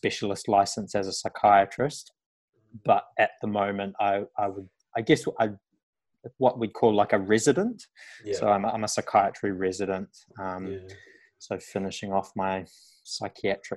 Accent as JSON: {"language": "English", "country": "New Zealand", "tie": "born or raised there", "moved": "as an adult", "lives_now": "Australia", "said": "I grew up on a farm. I'm from New Zealand originally, which you probably tell by the accent"}